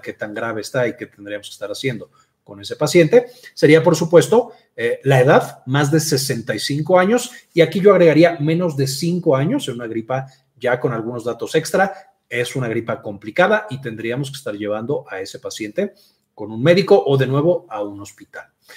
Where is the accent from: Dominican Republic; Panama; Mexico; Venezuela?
Mexico; soy de México y en México le decimos gripa